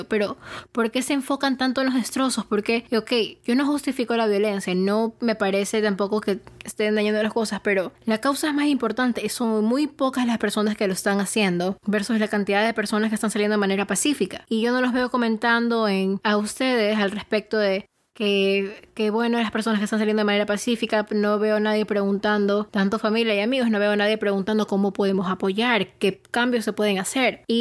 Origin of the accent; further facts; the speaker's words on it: Ecuador; que soy una persona, sí, soy ecuatoriana, soy latina, pero soy de tez bastante clara